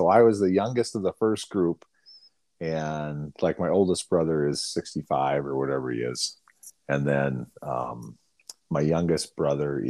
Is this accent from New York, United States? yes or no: no; Northwest Iowa, United States; now in Minnesota, United States; I grew up in Northwest Iowa